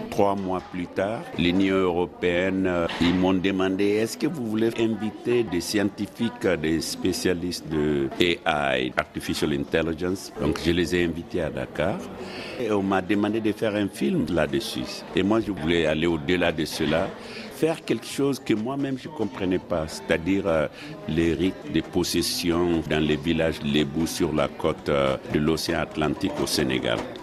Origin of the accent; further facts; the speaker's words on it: Mali; moved away; also born or lived in France / United States; je suis sorti du Mali depuis 1971. Je suis allé d'abord en France, ensuite aux États-Unis